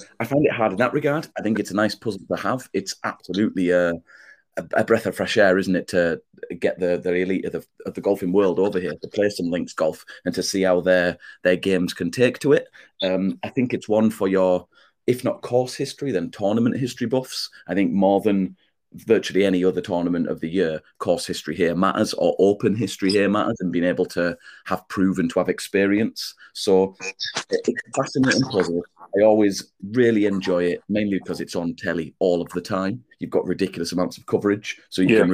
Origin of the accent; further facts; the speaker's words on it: England, United Kingdom; I'm at odds with my Englishness